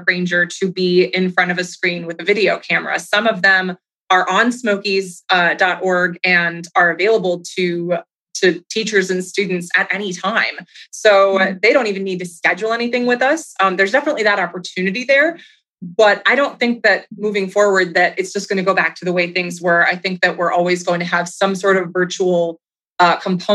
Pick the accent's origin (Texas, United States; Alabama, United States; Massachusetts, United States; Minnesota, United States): Minnesota, United States; now in Tennessee, United States; I grew up in the Midwest in Minnesota